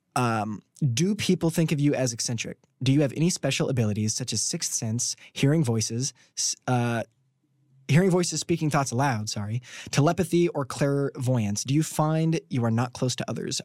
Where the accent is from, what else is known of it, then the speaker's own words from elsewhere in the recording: Washington, Indiana, United States; moved away; I'm from Washington, Indiana